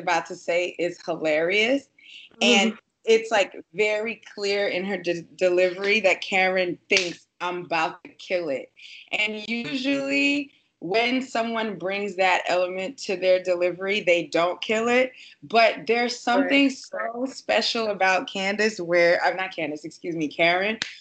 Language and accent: English; New York City, New York, United States; I grew up in Brooklyn